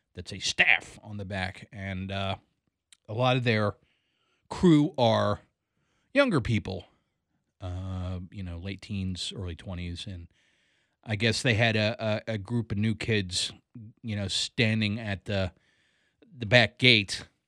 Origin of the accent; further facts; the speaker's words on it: Columbia, Maryland, United States; moved away as an adult; now in Greencastle, Pennsylvania, United States; I grew up in Columbia, Maryland. I lived there from the age of nine until the age of twenty-three.